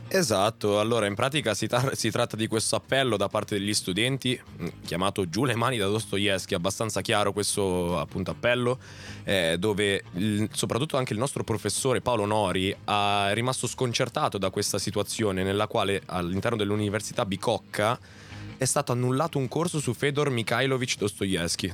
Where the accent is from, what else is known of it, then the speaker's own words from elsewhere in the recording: same land as Rino Gaetano, Calabria, Italy; stessa terra da dove vengo io